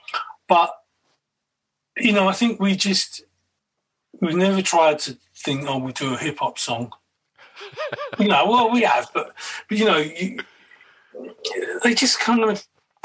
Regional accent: Kentish Town, London, United Kingdom; now in Brighton, United Kingdom; every now and then I go back. I've been living in Brighton for 14 years. I go back to the old area

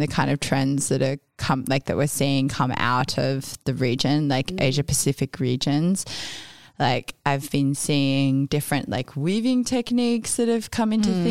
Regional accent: Australia; also born or lived in New York; also being English, Australian

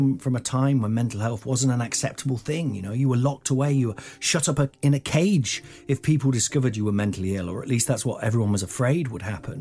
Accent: Nottingham, East Midlands, United Kingdom; I grew up in Nottingham, which is in the Midlands

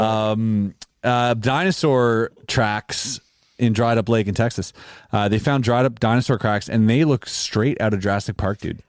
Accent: Canada; we're Canadian

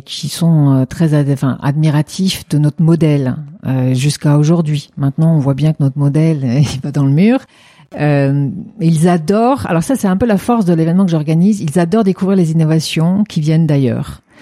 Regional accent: France; moved away; also born or lived in China; en tant que française

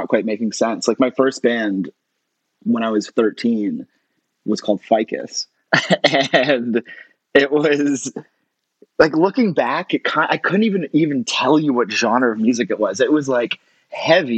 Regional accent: Toronto, Ontario, Canada; In Toronto. I grew up in Toronto, where I am right now.

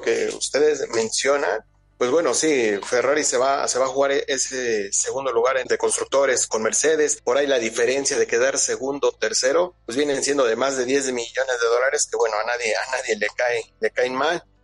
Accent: Mexico; como mexicano

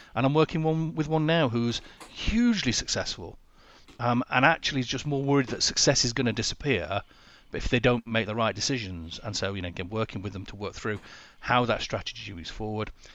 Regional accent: Sheffield, Yorkshire and the Humber, United Kingdom; moved away; I'm originally from Sheffield

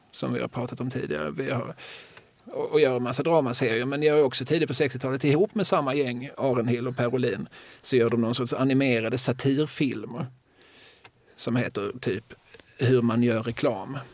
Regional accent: Eslöv, Skåne, Sweden; när jag var ung och bodde i Eslöv

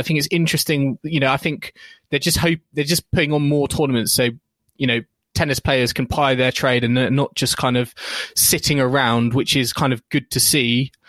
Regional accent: United Kingdom; We're British podcasts and of course, I should be a massive tea drinker.

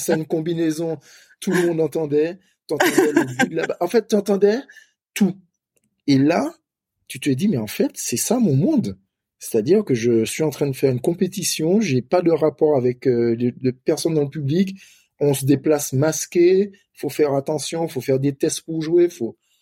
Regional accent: Martinique; moved away; also born or lived in Metropolitan France; on est des Antillais

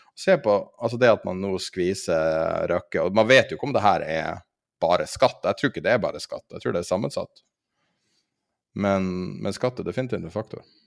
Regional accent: Norway; som nordmann

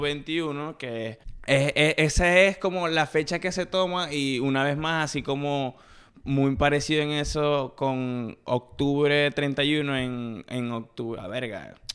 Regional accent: Maracaibo, Zulia, Venezuela; now in Kansas, United States; Nací en Maracaibo, me crié en Ciudad

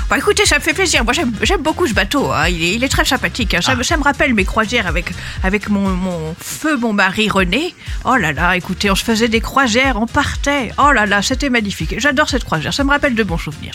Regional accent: Aix-en-Provence, Provence-Alpes-Côte d'Azur, France; j'ai grandi à Aix-en-Provence

